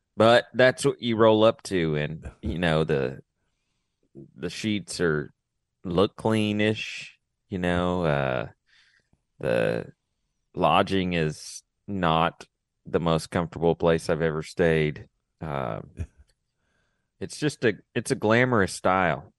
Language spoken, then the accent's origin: English; Texas, United States; I'm from Texas